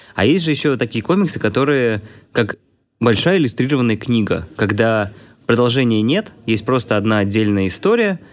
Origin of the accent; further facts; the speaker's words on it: Vladimir, Vladimir Oblast, Russia; я из Владимира